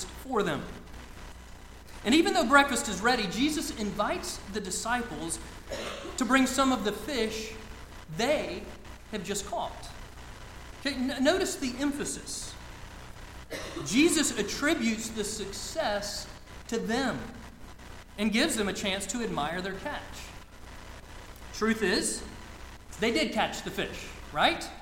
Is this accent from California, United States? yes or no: no; Lake Lanier, northeast Georgia, United States; So I grew up on Lake Lanier in northeast Georgia. It's about an hour north of Atlanta